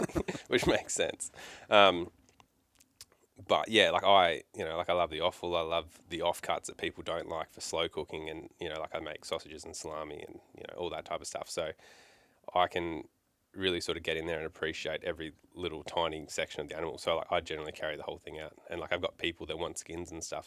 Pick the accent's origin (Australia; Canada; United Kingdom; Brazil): Australia; Melbourne, Victoria; now in Townsville, Australia; I grew up in Melbourne for the first part of my life